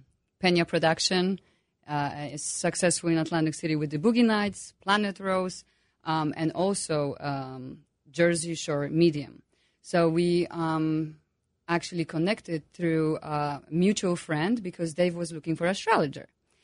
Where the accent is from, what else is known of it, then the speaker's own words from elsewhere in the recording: Poland; English is a second language; As you can hear my accent.